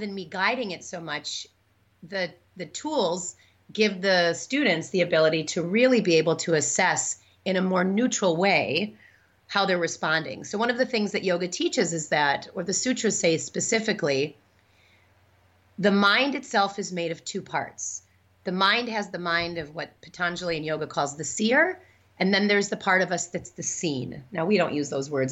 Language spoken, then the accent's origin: English; Midwest, United States; moved away as an adult; also born or lived in Chicago / New York City; now in Madison, United States; I grew up in the Midwest, but I spent all of my adult life in New York